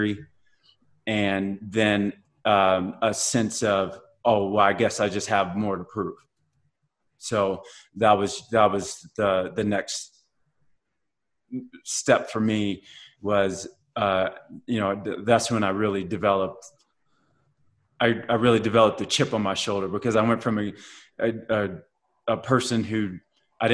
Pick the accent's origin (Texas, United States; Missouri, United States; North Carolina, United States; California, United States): Missouri, United States; Blue Springs; also born or lived in Kansas City, Missouri; growing up in Kansas City and being growing up in Blue Springs and, suburbia, white suburbia